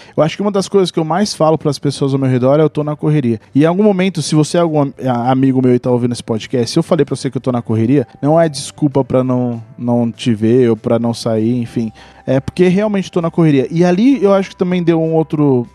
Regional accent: São Paulo, Brazil; nós somos de São Paulo

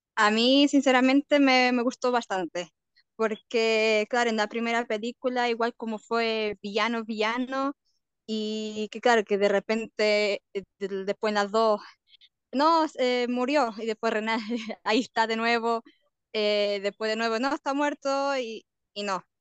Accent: Portugal; moved away as an adult; now in Chile; yo generalmente soy portuguesa.

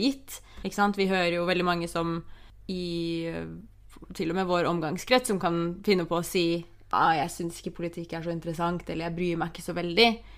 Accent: Oslo, Norway; moved away as an adult; also born or lived in London; da jeg flytta til London, så var jeg jo hjemme i Oslo nesten hver helg

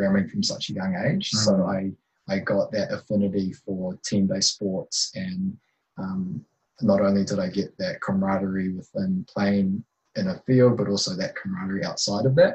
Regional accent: Waikato, New Zealand; moved away as an adult; also born or lived in Hamilton, New Zealand / Otago, New Zealand; growing up in Waikato

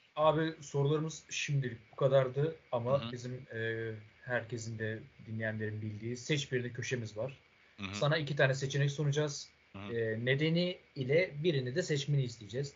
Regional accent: Bodrum, Muğla, Turkey; benim memleketim Bodrum

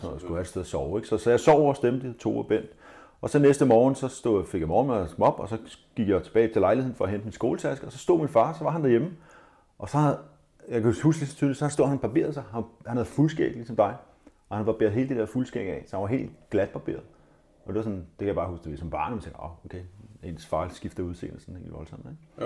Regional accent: Denmark; Vi er jo danskere

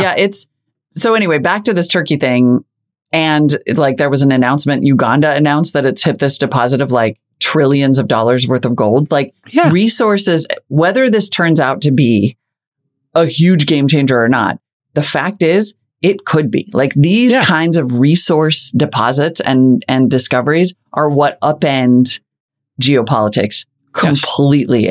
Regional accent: North Dakota, United States; my home state of North Dakota

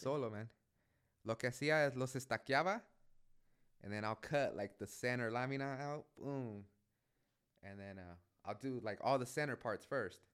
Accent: San Pedro, California, United States; now in Oakland, United States; I was born and raised in San Pedro

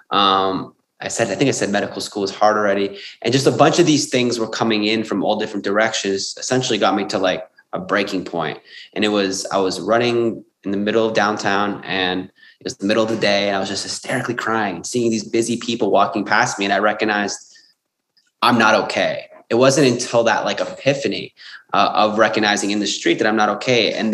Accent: Sydney, New South Wales, Australia; and I was from Sydney um

